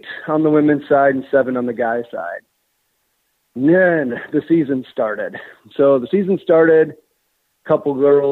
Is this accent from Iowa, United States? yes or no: yes; Dubuque, Iowa, United States; growing up in Dubuque